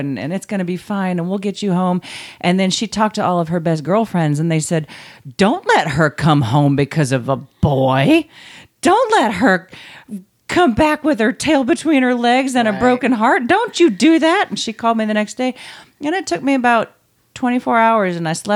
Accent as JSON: {"language": "English", "town": "Knoxville", "region": "Tennessee", "country": "United States", "tie": "born or raised there", "also_born_or_lived": "Santa Cruz, California", "moved": "as an adult", "said": "I was born and raised in South Knoxville, and I moved away from Knoxville"}